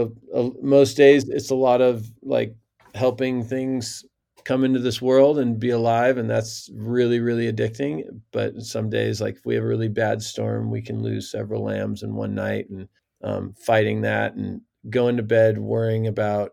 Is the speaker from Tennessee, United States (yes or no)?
no; Central Coast, California, United States; moved away as an adult; also born or lived in Mexico; growing up on the Central Coast, it was always rural